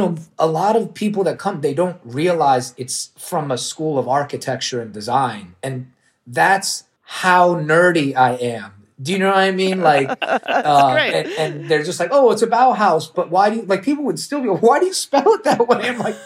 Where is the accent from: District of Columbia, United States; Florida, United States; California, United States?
District of Columbia, United States; Washington; born there; also born or lived in Orlando; Well, I was a Knick fan always because I was born in D.C.